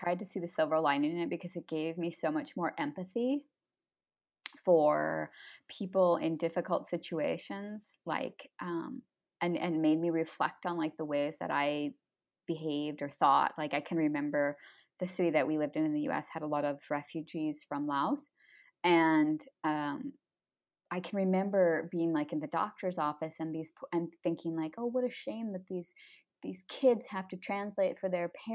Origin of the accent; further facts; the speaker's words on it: United States; moved away; being American